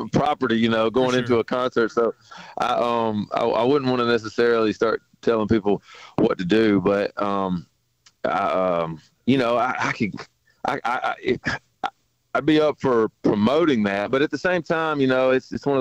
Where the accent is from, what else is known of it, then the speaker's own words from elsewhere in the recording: the South, United States; growing up in the South